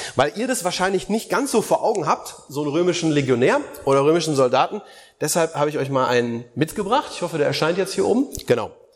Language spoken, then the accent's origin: German; Germany; bei uns in Deutschland